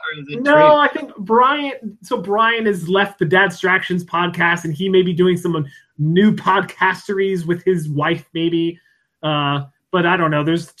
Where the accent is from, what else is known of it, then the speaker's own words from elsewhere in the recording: Pennsylvania, United States; now in Washington; Pennsylvania. my hometown.